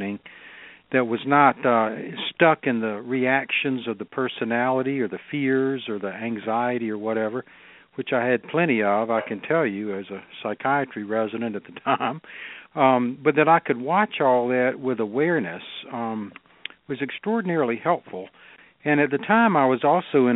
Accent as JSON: {"language": "English", "region": "North Carolina", "country": "United States", "tie": "born or raised there", "also_born_or_lived": "Southern California", "said": "I was born and raised here in North Carolina"}